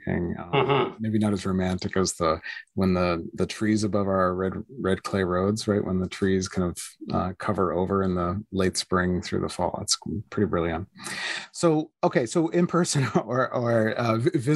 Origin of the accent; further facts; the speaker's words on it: New Glasgow, Prince Edward Island, Canada; I grew up in New Glasgow, Prince Edward Island